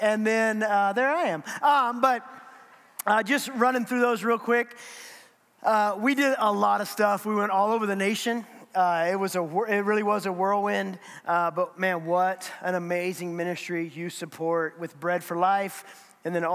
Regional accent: United States; as an American

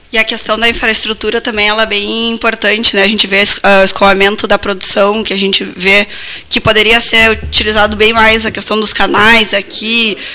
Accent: Carazinho, Rio Grande do Sul, Brazil; moved away as an adult; now in Pelotas, Brazil; eu sou natural de Carazinha, há quatro anos moro aqui em Pelotas

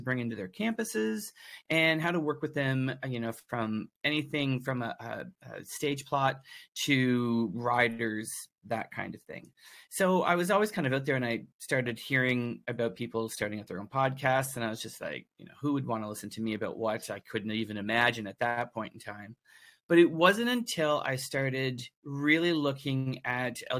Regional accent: New Brunswick, Canada; also born or lived in Toronto; now in Nova Scotia, Canada; I'm originally from New Brunswick. Okay. That's where I grew up

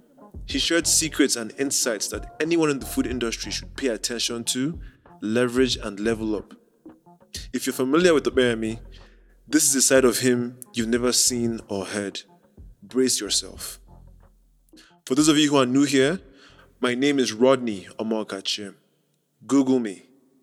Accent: Anambra, Nigeria; Anambra State.

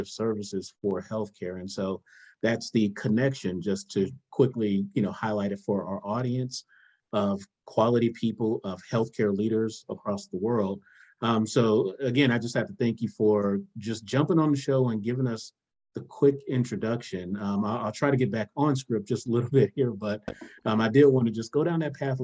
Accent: South Miami, Florida, United States; I'm from South Miami

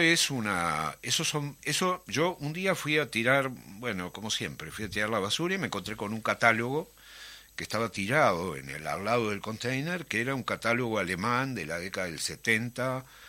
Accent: Montevideo, Uruguay; moved away; yo soy del Prado y criado en el Prado, en Atahualpa y en el Prado toda la vida.

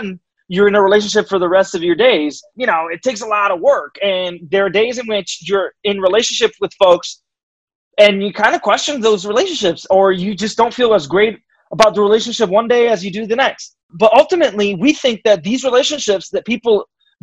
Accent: Puerto Rico; moved away as an adult; now in United States; I'm Puerto Rican. I was born and raised in Puerto Rico and lived there until I moved to the United States to do my graduate work.

